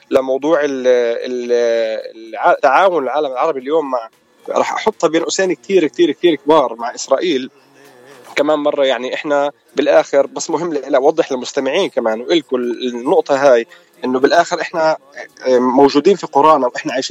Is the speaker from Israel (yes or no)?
no; Palestine; واحنا بنفتخر في كوننا فلسطينيه رغم كل الظروف الصعبه الموجودين فيها